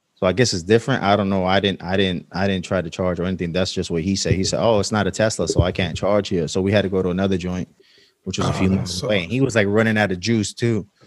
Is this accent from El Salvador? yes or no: yes; El Salvador; I'm from El Salvador